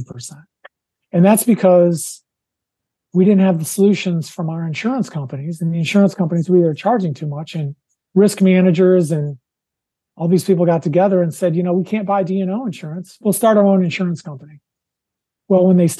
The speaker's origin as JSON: {"language": "English", "region": "Wisconsin", "country": "United States", "tie": "born or raised there", "said": "Wisconsin, my home state"}